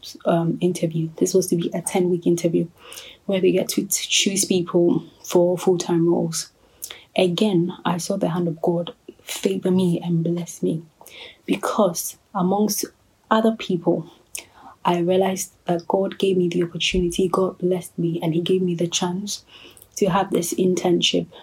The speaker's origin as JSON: {"language": "English", "country": "Ghana", "said": "I'm a Ghanaian living in Ghana"}